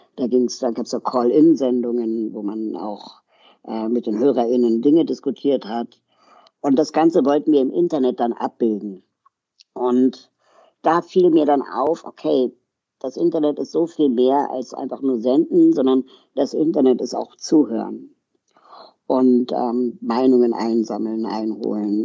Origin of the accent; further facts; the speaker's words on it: Berlin, Germany; also born or lived in Lima, Peru; ich komme aus Berlin